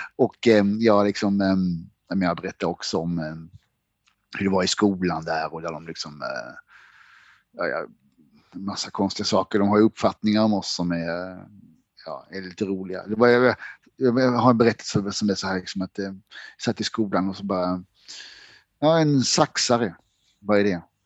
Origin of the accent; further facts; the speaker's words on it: Blekinge, Sweden; moved away; also born or lived in France; jag är ju från Blekinge